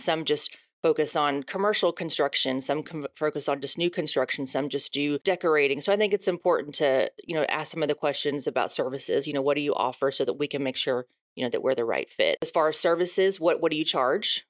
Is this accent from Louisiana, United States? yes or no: no; Houston, Texas, United States; also born or lived in Dallas; I'm born and raised in Houston.